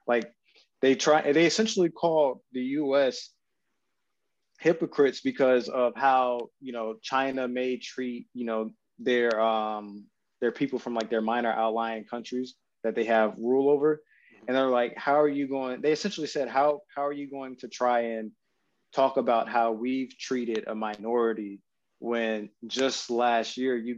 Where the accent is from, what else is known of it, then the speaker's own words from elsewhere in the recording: Japan; this is just from my time growing up in Japan and just being around not only just Japanese but Filipino people as well